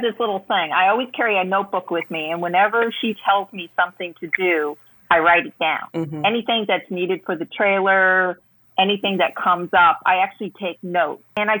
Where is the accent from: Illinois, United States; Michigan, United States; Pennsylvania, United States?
Illinois, United States; Chicago; moved away; I'm from Chicago